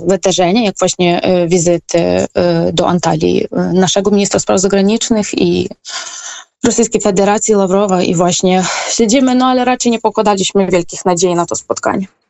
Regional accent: Ukraine; moved away as an adult; now in Turkey; jako Ukrainka

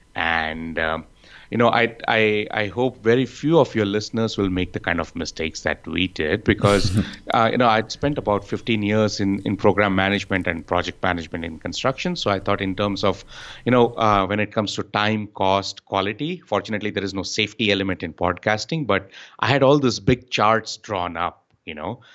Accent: Bengaluru, Karnataka, India; I'm from Bengaluru in India.

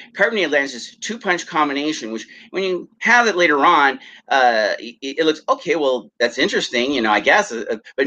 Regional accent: United States; I'm an American

